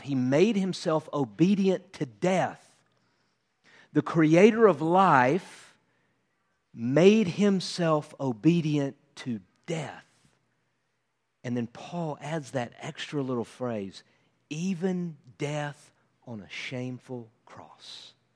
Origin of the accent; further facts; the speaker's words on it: United States; as an American